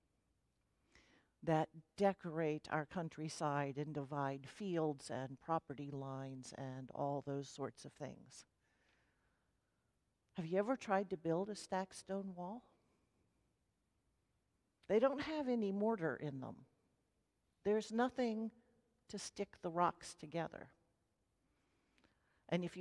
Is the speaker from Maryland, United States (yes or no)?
yes; Maryland, United States; now in Middle Tennessee, United States; I grew up in Maryland, and the ground there grew rocks too